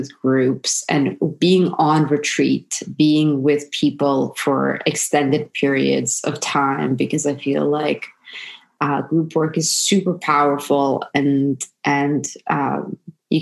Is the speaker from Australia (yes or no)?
no; Sarajevo, Bosnia & Herzegovina; moved away; I was born in former Yugoslavia in Sarajevo, and I'm half Serbian, half Croatian. And the sort of life that I had growing up in Europe